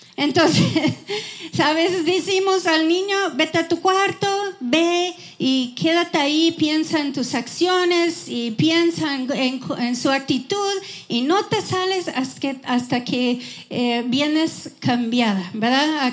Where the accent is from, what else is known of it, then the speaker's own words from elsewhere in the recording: Wisconsin, United States; Spanish is a second language; moved away as an adult; now in Houston, United States; yo crecí en Wisconsin, en una granja